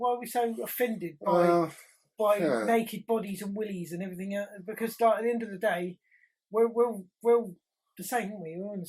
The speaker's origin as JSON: {"language": "English", "region": "England", "country": "United Kingdom", "said": "So I don't know why we're so English about certain things like that."}